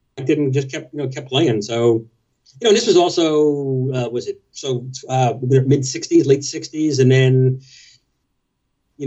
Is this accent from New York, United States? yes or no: yes; New York City, New York, United States; also born or lived in Brooklyn; I was born in Brooklyn, so probably in Brooklyn. And we moved to Queens, like when I was about 2.5. So just in New York City